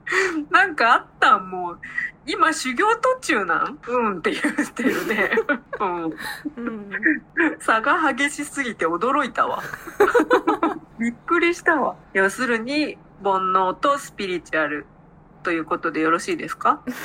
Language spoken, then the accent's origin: Japanese; Aichi, Japan; accent: Nagoya dialect; 私は愛知なんでどちらかというと名古屋弁は使う方ですね